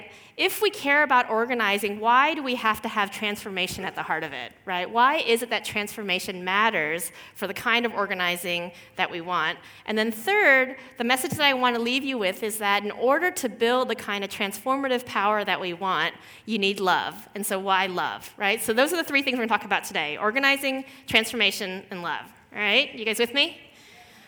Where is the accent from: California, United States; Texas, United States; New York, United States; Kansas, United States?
Texas, United States; Houston; moved away; I grew up actually as a daughter of Korean immigrants in Houston, Texas, which is in the southern part of the United States